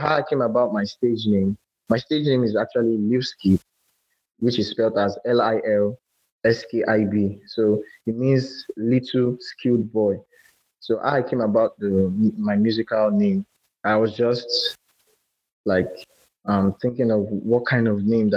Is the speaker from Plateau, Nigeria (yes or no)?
no; Lagos, Nigeria; also born or lived in Akwa Ibom State; I'm a musical artist from Akwa Ibom State, and I was born and brought up in Lagos.